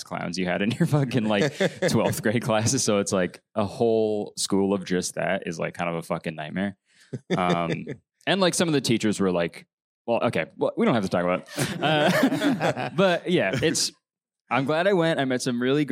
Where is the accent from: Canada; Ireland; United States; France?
Canada; I'm Canadian